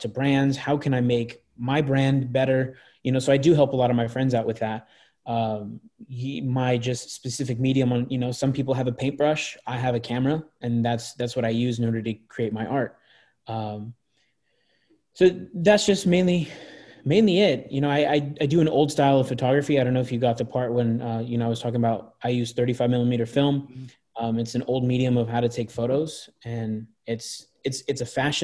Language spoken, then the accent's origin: English; Anaheim, California, United States; also born or lived in Tustin, California; I grew up in Anaheim and I grew up in a smaller town called Tustin.